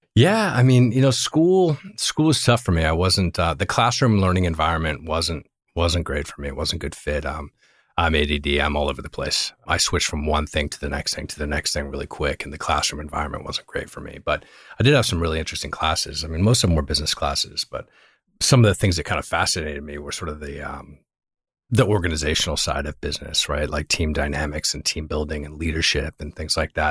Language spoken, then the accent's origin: English; Virginia, United States; moved away as an adult; also born or lived in Northeast US / Europe / Los Angeles; now in Bay Area, United States; I actually am from Virginia. I grew up in Virginia.